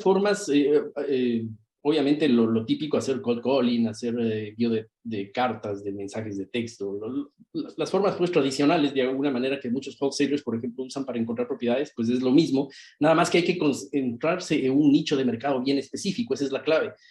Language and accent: Spanish; Ecuador; moved away as an adult; now in Miami, United States; soy originalmente de Ecuador, vivo acá en Estados Unidos nueve años aproximadamente, y em, en Miami, Florida